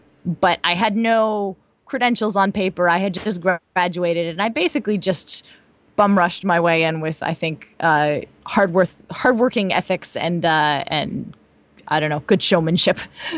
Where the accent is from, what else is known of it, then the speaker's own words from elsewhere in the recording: California, United States; I'm from the West Coast, actually, from Southern California.